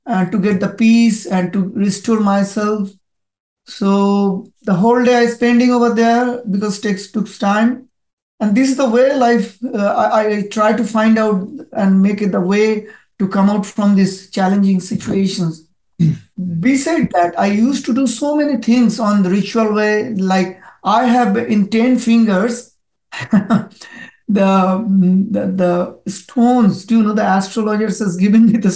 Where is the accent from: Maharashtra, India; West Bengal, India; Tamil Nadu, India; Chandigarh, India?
West Bengal, India; Kolkata; first language Bengali; English is a second language; moved away as an adult; now in Sydney, Australia; I, at this moment, at Sydney, but I born in India. My city is Calcutta. It is the eastern part of the India. So I migrated before 17 years in Australia.